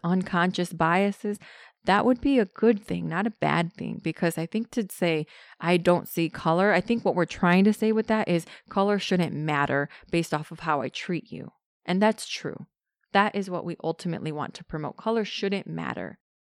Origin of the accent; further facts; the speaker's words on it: United States; I'm Mexican. I'm American Mexican, so I'm born here. My parents were born here